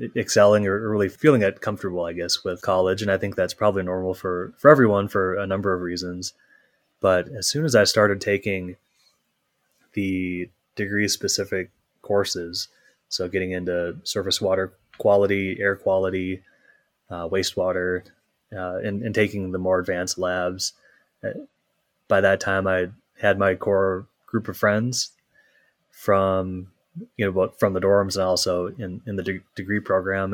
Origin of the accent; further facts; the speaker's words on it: Minnesota, United States; also born or lived in Michigan; I grew up in Minnesota, so not, not too far away.